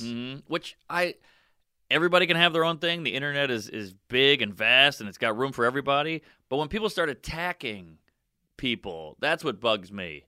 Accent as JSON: {"language": "English", "region": "Louisiana", "country": "United States", "tie": "born or raised there", "said": "we grew up in Louisiana, you know, it was just, it was mixed"}